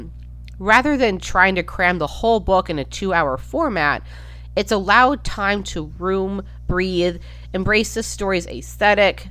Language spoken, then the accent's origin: English; Minnesota, United States; I've spent the majority of my life in Minnesota